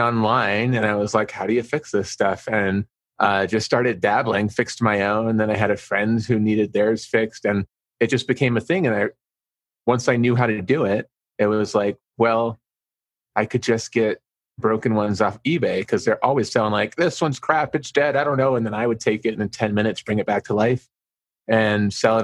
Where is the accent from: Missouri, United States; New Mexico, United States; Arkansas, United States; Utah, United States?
New Mexico, United States; Albuquerque; I'm from Albuquerque, New Mexico